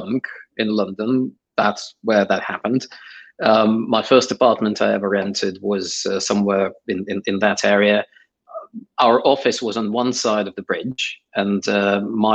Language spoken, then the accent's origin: English; Saint Petersburg, Russia; English is a second language; moved away as an adult; also born or lived in Ukraine; now in United Kingdom; I actually grew up in Ukraine and Russia. So I was born in Ukraine. And when I was 7, my family moved from Ukraine to St. Petersburg, Russia